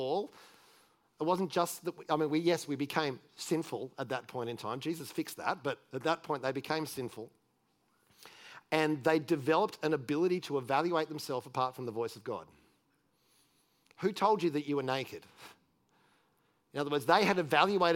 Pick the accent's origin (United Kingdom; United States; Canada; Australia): Australia; moved away